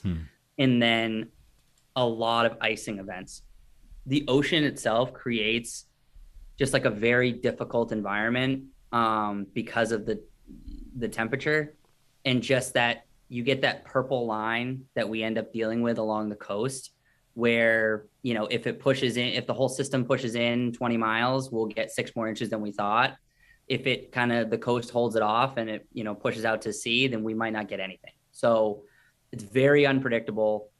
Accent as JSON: {"language": "English", "town": "Scarborough", "region": "Maine", "country": "United States", "tie": "born or raised there", "also_born_or_lived": "Paraguay / Richmond, Virginia", "said": "local guy, I'm from Scarborough, uh, which is a suburb of Portland. Um, you know, went to school there, lived there my whole life."}